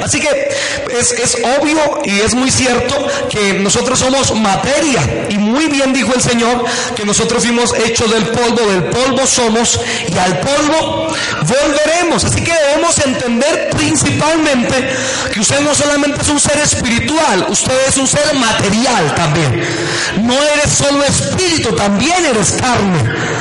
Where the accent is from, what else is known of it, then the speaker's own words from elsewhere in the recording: Buenavista, Boyacá, Colombia; en mi tierra, en Boyacá